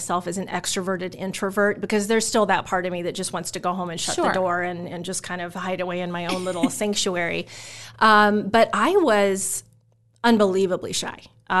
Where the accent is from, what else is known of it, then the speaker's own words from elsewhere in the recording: Omaha, Nebraska, United States; also born or lived in Utah / Oregon; So I'm an Omaha kid. I was born in Utah, lived in Oregon for a little while, but by the time I hit the kindergarten years, I was here in Omaha. So I grew up in Millard.